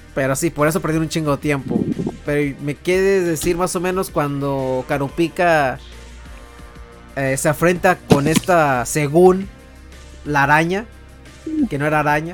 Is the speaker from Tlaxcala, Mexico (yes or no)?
no; Tijuana, Baja California, Mexico; Soy de Tijuana